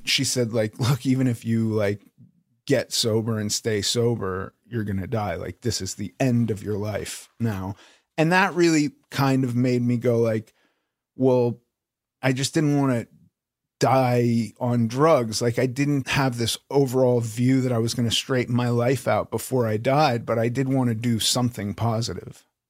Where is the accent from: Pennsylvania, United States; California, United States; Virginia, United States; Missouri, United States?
California, United States; Los Angeles; I grew up in Los Angeles